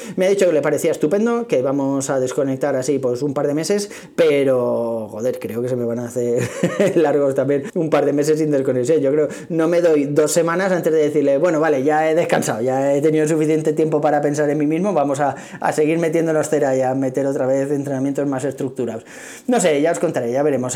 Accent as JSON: {"language": "Spanish", "town": "Tres Cantos", "region": "Community of Madrid", "country": "Spain", "said": "soy de aquí de Tres Cantos, que está las afueras de Madrid"}